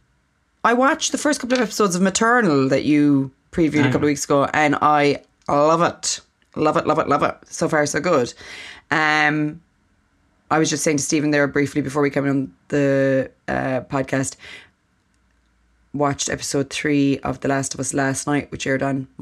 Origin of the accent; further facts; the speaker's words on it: Ireland; as an Irish person